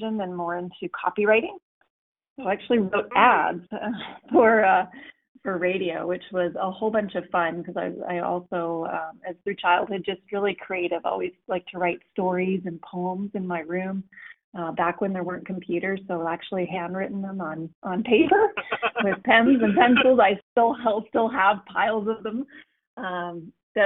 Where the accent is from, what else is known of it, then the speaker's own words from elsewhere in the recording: Calgary, Alberta, Canada; I was born in Calgary, Alberta, Canada